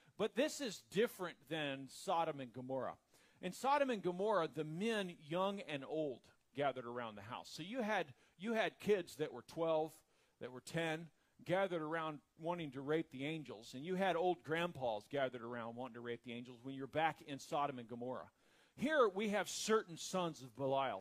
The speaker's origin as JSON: {"language": "English", "region": "the South", "country": "United States", "said": "I'm from the South"}